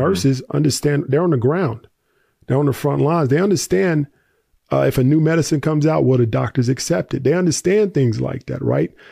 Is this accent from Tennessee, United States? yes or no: yes; Tennessee, United States; I grew up in the South, uh, Tennessee